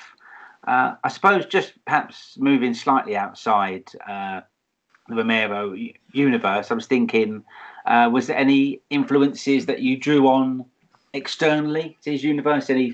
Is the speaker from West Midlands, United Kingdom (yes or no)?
no; London, United Kingdom; I grew up in London